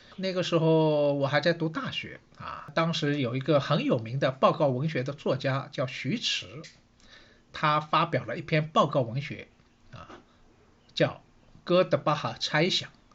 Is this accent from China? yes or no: yes; Shanghai, China; 我是上海人，所以呢，对城市这一块呢，好像也特别有感觉